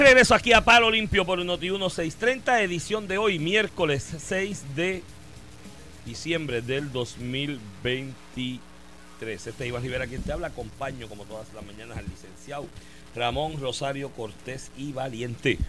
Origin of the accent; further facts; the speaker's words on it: Comerío, Puerto Rico; yo soy de Comerío